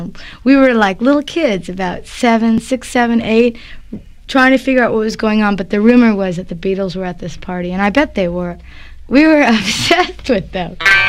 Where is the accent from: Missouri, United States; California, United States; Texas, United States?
California, United States; Los Angeles; I grew up in Brentwood, which is like a nice neighborhood.